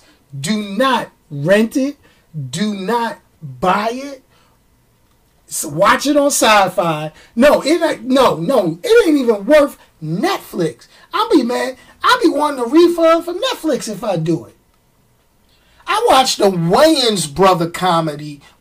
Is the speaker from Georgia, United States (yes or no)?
no; New York City, New York, United States; I'm a New Yorker